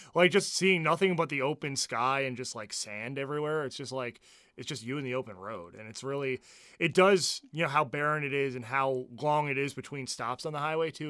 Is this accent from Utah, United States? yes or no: no; New Jersey, United States; moved away; growing up in New Jersey